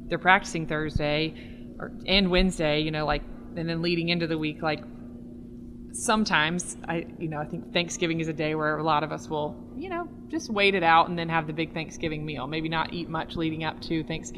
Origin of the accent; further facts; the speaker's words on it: the South, United States; I'm from the South